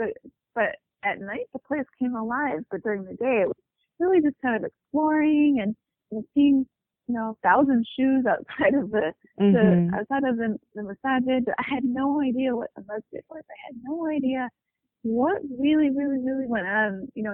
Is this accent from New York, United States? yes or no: no; near Cleveland, Ohio, United States; I was born and raised in Ohio, close to Cleveland